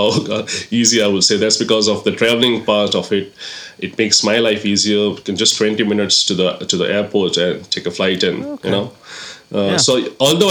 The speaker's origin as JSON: {"language": "English", "region": "Goa", "country": "India", "tie": "born or raised there", "also_born_or_lived": "Middle East", "moved": "as an adult", "lives_now": "England", "said": "I'm born and brought up in Goa."}